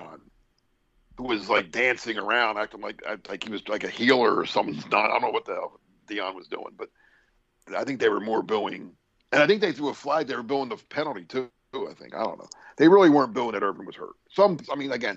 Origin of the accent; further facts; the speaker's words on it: Philadelphia, Pennsylvania, United States; I'm coming from Philly